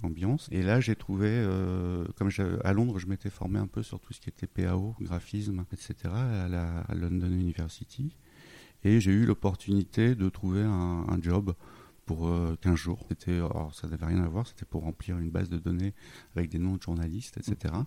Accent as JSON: {"language": "French", "town": "Lille", "region": "Hauts-de-France", "country": "France", "tie": "born or raised there", "moved": "yes", "said": "je suis originaire de Lille"}